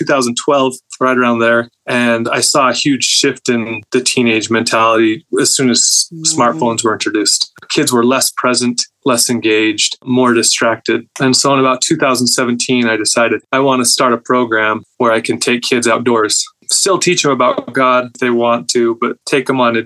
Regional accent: Southern Utah, United States; I grew up in Southern Utah.

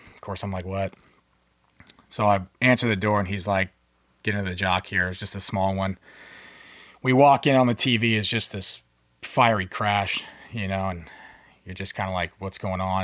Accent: Manassas, Virginia, United States; also born or lived in Philippines; Manassas, Virginia.

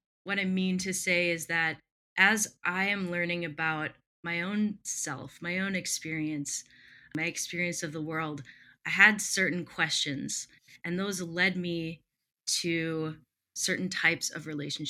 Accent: Midwest, United States; also born or lived in Texas / Alaska; now in Milwaukee, United States; I am from the Midwest, currently live in Milwaukee.

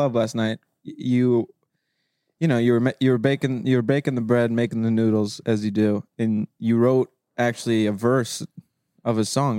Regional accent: New York City, New York, United States; I'm from the Bronx.

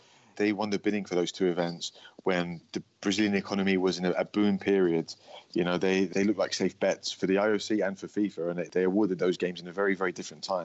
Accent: London, United Kingdom; London is my hometown

